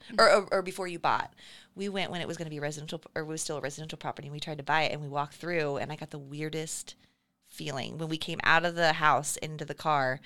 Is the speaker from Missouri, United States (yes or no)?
yes; Lee's Summit, Missouri, United States; I grew up in Lee Summit